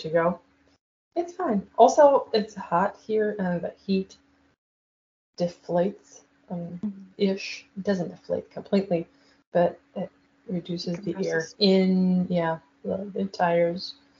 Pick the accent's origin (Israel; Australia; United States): Israel; So I can join and I don't have to say that I'm from Israel, and I'll just judge her.